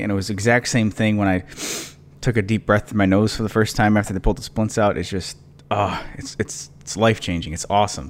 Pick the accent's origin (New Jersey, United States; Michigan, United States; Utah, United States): Michigan, United States; moved away; I grew up in Michigan